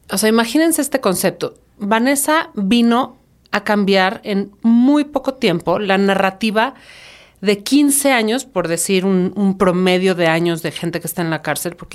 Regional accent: Mexico

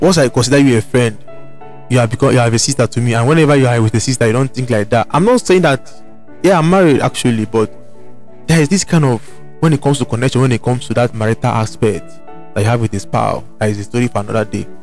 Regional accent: Onitsha, Anambra, Nigeria; I was born in, in Southeast Nigeria. Mm-hmm. I'm from Anambra State. Mm-hmm. I'm from Onitsha. That is my village. Mm-hmm. That is my town.

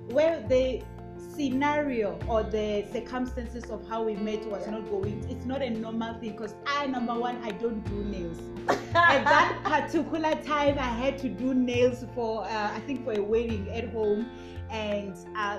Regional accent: Limpopo, South Africa; I mean, I come from Limpopo, the other one in KwaZulu-Natal

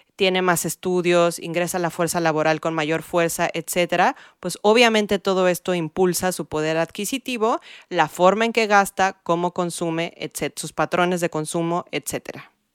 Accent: Mexico City, Mexico; also born or lived in California; now in New York, United States; crecí en la Ciudad de México

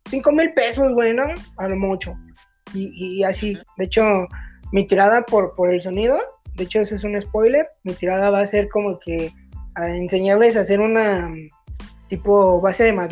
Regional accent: Mexico; sí, pues como todo, como todo mexicano, güey.

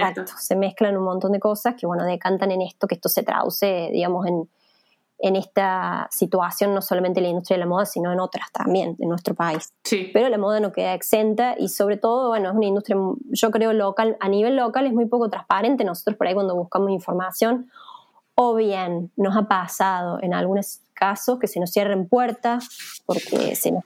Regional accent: Villa María, Córdoba, Argentina; moved away; yo soy de Villa María, que es una ciudad chica de Córdoba, originalmente

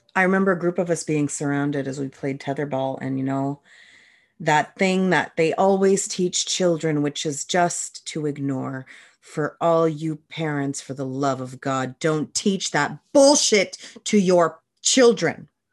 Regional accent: Moncton, New Brunswick, Canada; I was born in Moncton, New Brunswick in nineteen eighty-four, which means I hit the school system late eighties, early nineties

